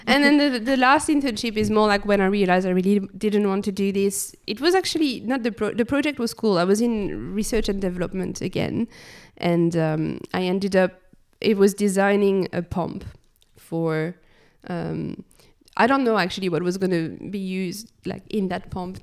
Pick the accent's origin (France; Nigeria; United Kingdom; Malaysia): France; moved away; so I was born in France. Um, I grew up in the country, not really, like, in big cities